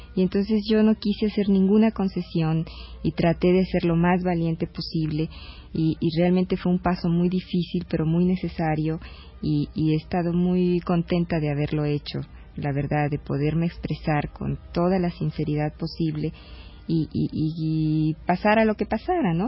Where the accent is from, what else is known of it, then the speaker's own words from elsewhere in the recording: Nuevo León, Mexico; mi tierra, Nuevo León